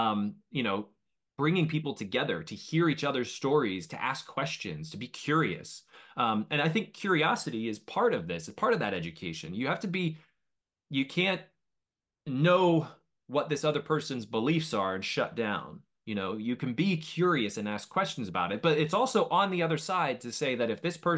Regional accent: United States; you're American, I'm American.

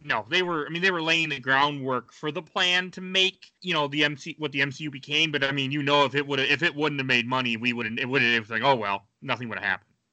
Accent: Wisconsin, United States; now in Minnesota, United States; I'm from Wisconsin

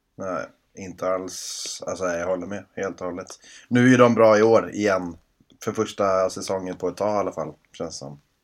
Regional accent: Sweden; man är ju som sagt svensk

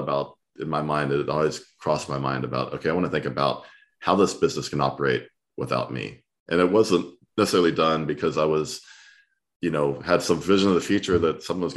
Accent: Texas, United States; I'm from Texas

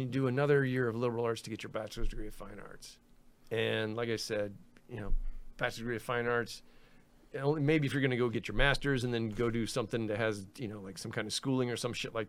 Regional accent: Destin, Florida, United States; moved away as an adult; also born or lived in Sarasota, Florida; now in Los Angeles, United States; Well, I was up in northwest Florida. I'm from Destin, Florida. It's a little fishing village.

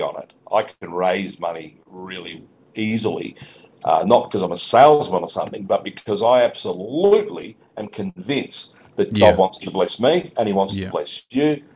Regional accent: Australia; I'm still an Aussie

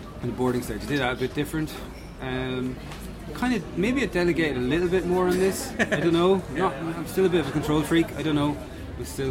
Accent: Ireland; we're both Irish and stuff, so we both sort of had the same experiences growing up.

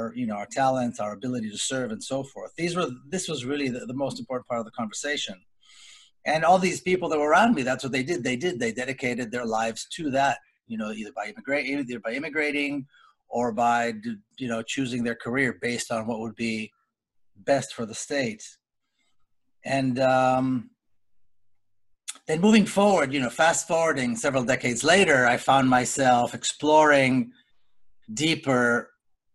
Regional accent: Israel; I grew up in Israel

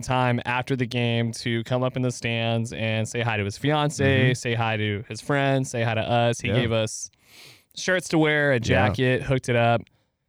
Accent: Ireland; I'm Irish. That's why you can't understand me.

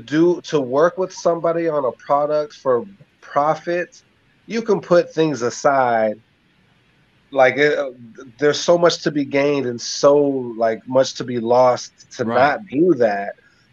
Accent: Tampa, Florida, United States; my hometown of Tampa, Florida.

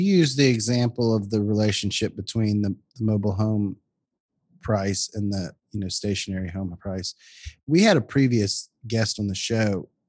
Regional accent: Baton Rouge, Louisiana, United States; I'm from Baton Rouge, which is a bigger town

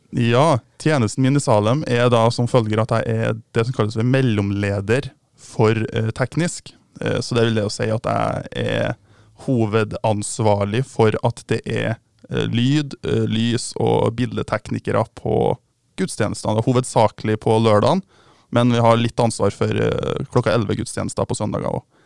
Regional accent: Mosvik, Trøndelag, Norway; moved away as an adult; now in Bergen, Norway; Jeg kommer da fra Mossvik, som er ei lita bygd et par timer utenfor Trondheim

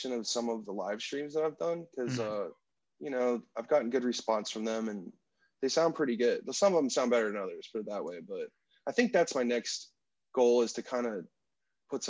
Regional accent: Destin, Florida, United States; moved away; also born or lived in Washington, D.C. / Nashville, Tennessee; the town that I grew up in is called Destin, Florida. It's in what they call the Panhandle of Florida

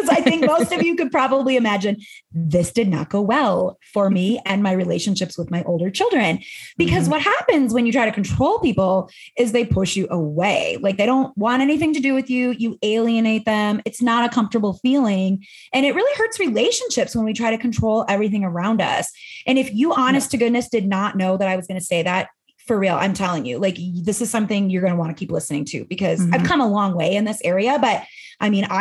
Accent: Midwest, United States; now in Arizona, United States; I live in Arizona. I'm from the Midwest

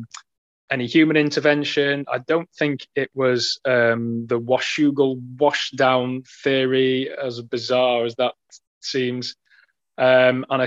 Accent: United Kingdom; we're both British

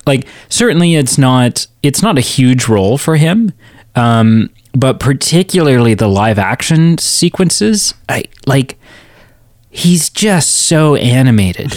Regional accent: Canada; a two-year-old Canadian in nineteen ninety-four

